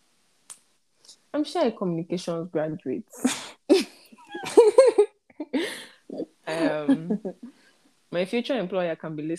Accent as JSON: {"language": "English", "region": "Plateau", "country": "Nigeria", "also_born_or_lived": "Ibadan, Nigeria", "said": "I'm from Plateau State. I am Birom by tribe. But, well, partly Igbo. I like to call myself a full Nigerian because my dad is from Plateau, my mom is from Imo, and I was born in Europe"}